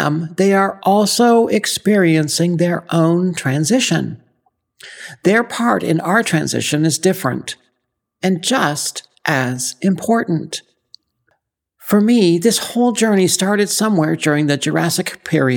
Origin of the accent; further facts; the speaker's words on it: Ottawa, Ontario, Canada; moved away as an adult; now in Texas, United States; I grew up in Canada, specifically Ottawa, the nation's capital. I went to school there, got married, and divorced there